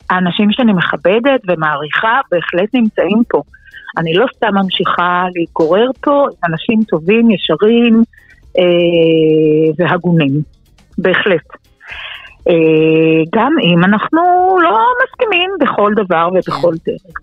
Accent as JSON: {"language": "Hebrew", "town": "Bnei Brak", "region": "Tel Aviv District", "country": "Israel", "tie": "born or raised there", "said": "זו לא בני ברק שגדלתי בה."}